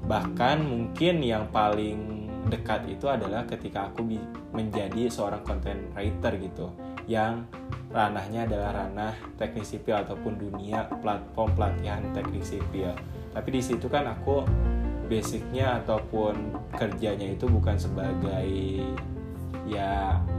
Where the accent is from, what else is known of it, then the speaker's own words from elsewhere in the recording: West Java, Indonesia; walaupun mereka tuh orang Jawa mereka tuh seringnya ngomong bahasa Jawa aku tuh orang Sunda kayak gitu kita kadang komunikasi gak nyambung